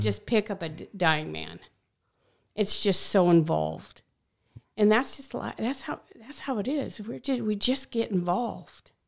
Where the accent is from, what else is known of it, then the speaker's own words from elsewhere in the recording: Scottsdale, Arizona, United States; I was a kid from Scottsdale.